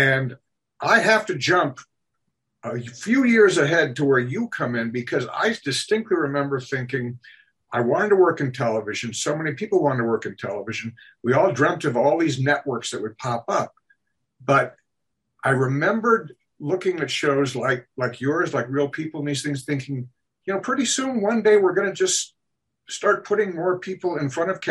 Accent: Minnesota, United States; I grew up in Minnesota, and small town Minnesota

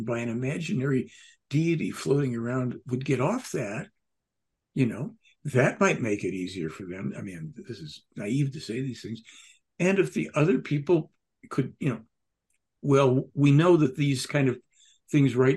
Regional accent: Chicago, Illinois, United States; moved away; I grew up in Chicago

